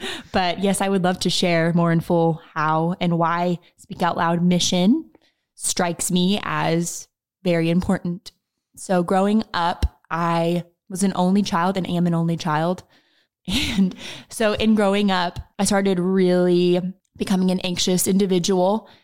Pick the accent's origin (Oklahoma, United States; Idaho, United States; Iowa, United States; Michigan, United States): Oklahoma, United States; also born or lived in Texas; I am from Oklahoma. So I was born and raised in Oklahoma. I'm still here in Oklahoma.